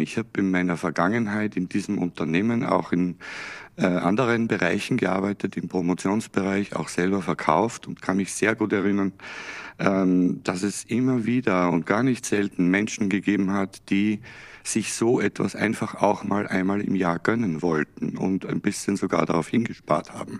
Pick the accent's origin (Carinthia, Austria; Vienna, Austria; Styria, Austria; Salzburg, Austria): Salzburg, Austria; moved away; ich ja in Österreich geboren bin und aufgewachsen bin